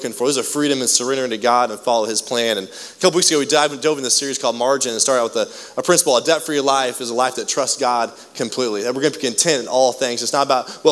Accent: United States; most of us, as American families

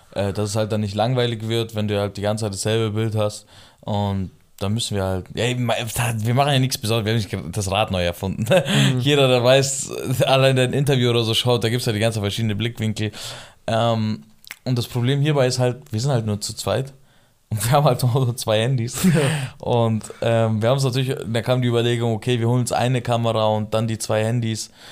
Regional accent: Germany; also born or lived in Iran (family origin); hier bin ich halt zwischen Kurden und Türken aufgewachsen

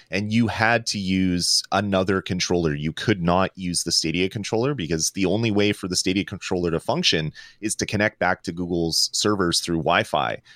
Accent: Canada; I'm Canadian

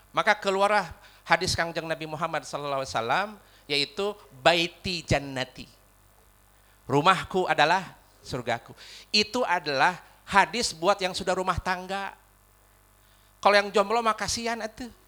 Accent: West Java, Indonesia; accent: Sundanese; walaupun saya orang Sunda, rada kesel huruf F sama P teh.

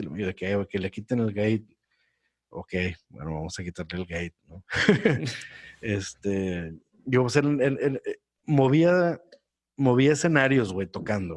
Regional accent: Monterrey, Nuevo León, Mexico; moved away as an adult; yo que soy de Monterrey

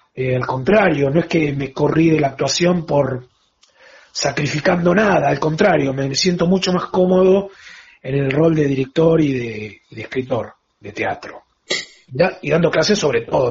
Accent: La Plata, Buenos Aires Province, Argentina; now in Buenos Aires, Argentina; soy platense y me vine a Buenos Aires

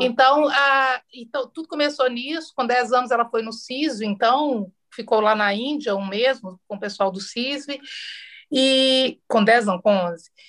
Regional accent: interior of Minas Gerais, Brazil; eu sou do interior de Minas

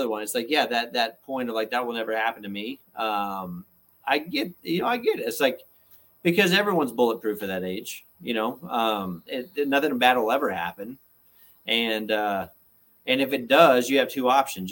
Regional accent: Georgia, United States; I'm from Georgia

